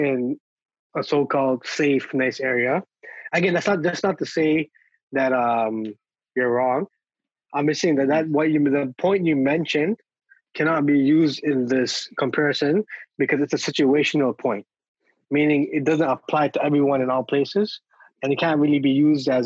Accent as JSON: {"language": "English", "town": "Toronto", "region": "Ontario", "country": "Canada", "tie": "born or raised there", "said": "I grew up in Regent Park. I live in the middle of Regent Park"}